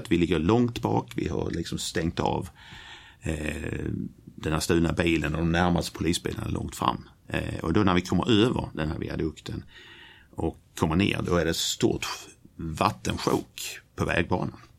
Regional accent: Kristianstad, Skåne, Sweden; now in Stockholm, Sweden

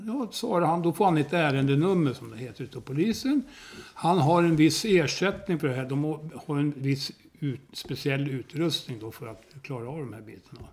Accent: Hälsingland, Gävleborg County, Sweden; moved away as an adult; also born or lived in Sundsvall; now in Tyresö, Sweden; jag var uppvuxen vid Ljusnan

